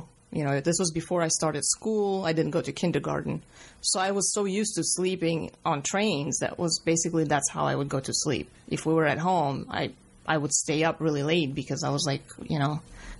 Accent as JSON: {"language": "English", "region": "Riga", "country": "Latvia", "tie": "born there", "said": "I was born in Riga, Latvia, in the former Soviet Union. And I was born into a family of performers, basically a stage family."}